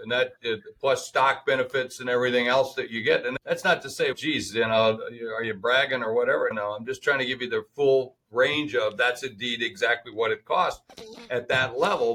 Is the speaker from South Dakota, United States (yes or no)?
yes; Sioux Falls, South Dakota, United States; my hometown of Sioux Falls